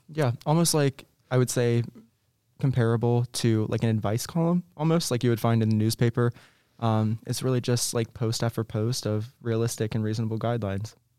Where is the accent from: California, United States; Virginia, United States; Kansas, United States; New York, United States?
Virginia, United States; Virginia Beach; I'm from Virginia originally. Um, I'm from Virginia Beach, actually